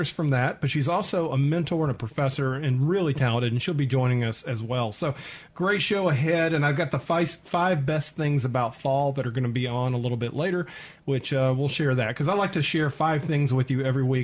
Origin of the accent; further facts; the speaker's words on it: Atlanta, Georgia, United States; I grew up in Atlanta